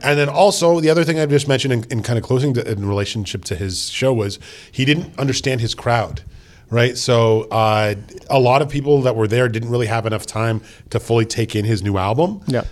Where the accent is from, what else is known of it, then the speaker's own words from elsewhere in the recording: Canada; We are from Canada